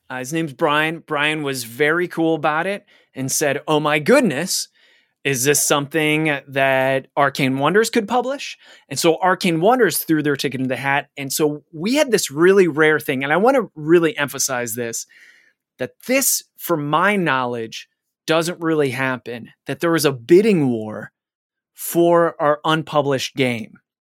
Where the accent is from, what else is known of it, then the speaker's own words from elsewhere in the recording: Cleveland, Ohio, United States; my hometown of Cleamli-, Cleveland